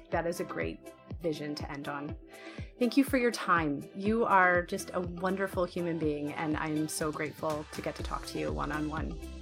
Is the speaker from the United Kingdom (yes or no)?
no; Canada; I feel like I own a piece of it as a Canadian